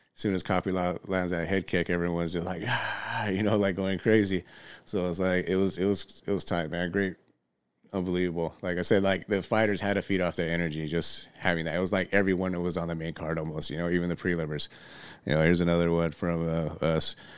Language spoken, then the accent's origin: English; Redlands, California, United States; I'm from Redlands